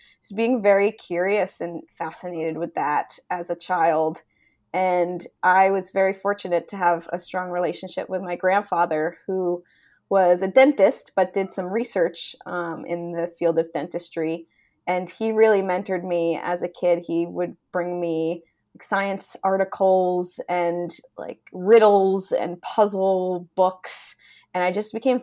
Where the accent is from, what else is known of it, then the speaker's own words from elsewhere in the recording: New Jersey, United States; growing up in New Jersey, USA, I was often outside